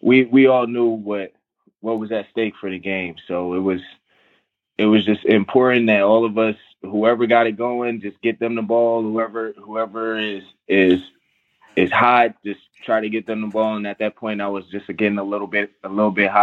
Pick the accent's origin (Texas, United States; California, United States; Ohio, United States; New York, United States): New York, United States; Sleepy Hollow / Mount Vernon; moved away; I grew up there, and I grew up in Mount Vernon, New York. And so I split my time between both places